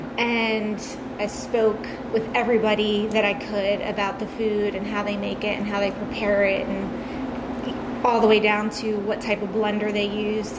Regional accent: Long Beach Island, New Jersey, United States; now in Royersford, United States; I'm from New Jersey.

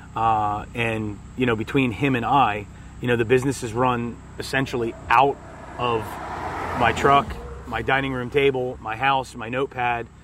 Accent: Audubon, Pennsylvania, United States; also born or lived in Lower Pottsgrove, Pennsylvania; now in Royersford, United States; I grew up in Lower Potts Grove uh, till about second grade, and then moved to uh, Audubon, uh, which was in you know Montgomery County area

